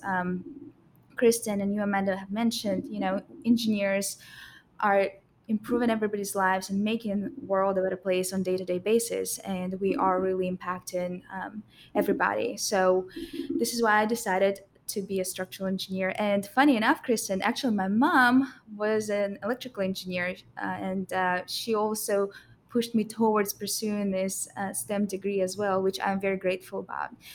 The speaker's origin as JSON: {"language": "English", "country": "Russia", "tie": "born or raised there", "moved": "as an adult", "lives_now": "United States", "said": "I came from Russia, and that's where I attended high school."}